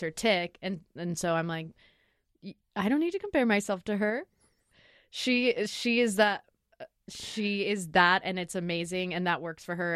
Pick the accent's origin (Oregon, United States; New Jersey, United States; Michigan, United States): Oregon, United States; Lake Oswego; also born or lived in San Francisco; I grew up in Lake Oswego